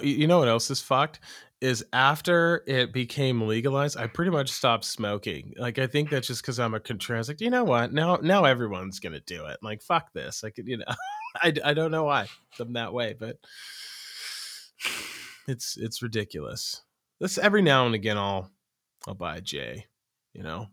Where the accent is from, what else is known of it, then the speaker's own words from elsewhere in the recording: Oregon, United States; moved away; also born or lived in Iowa; I'm from Oregon